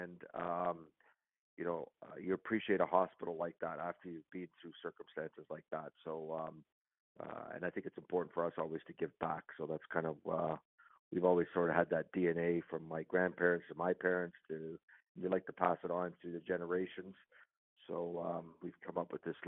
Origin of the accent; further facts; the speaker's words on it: Mississauga, Ontario, Canada; I grew up in Mississauga, just west of Toronto.